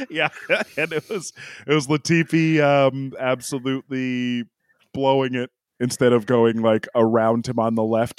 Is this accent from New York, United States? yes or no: yes; New York, United States; we, we grew up in New York State